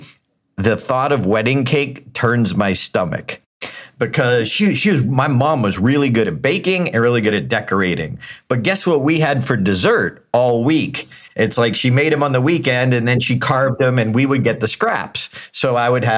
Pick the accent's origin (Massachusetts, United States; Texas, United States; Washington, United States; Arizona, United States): Massachusetts, United States; Auburn; born in Auburn, Massachusetts. It was one of the suburbs of Boston, about an hour away. Catholic family, mom and dad were awesome. Just kind. It was like growing up with June and Ward Cleaver